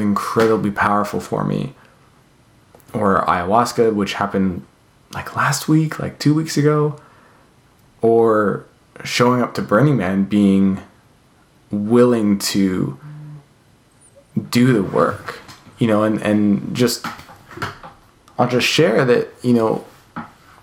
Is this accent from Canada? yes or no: yes; Canada; now in California, United States; I grew up in Canada